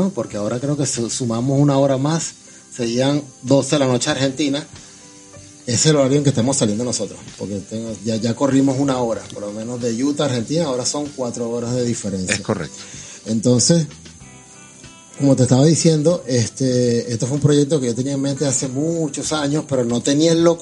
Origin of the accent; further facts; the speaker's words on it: Valencia, Carabobo, Venezuela; No, vale, no, no, no, o sea, para nada, de Valencia